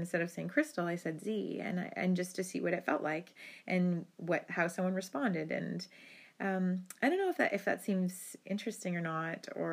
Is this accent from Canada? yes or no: yes; Rocky Bay First Nation, Northern Ontario, Canada; now in Thunder Bay, Canada; I'm Anishinaabe from Binjitiwabik, Saging Anishinaabek, which is Rocky Bay First Nation in Northern Ontario. And I'm an urban Indigenous person. I live in Thunder Bay, Ontario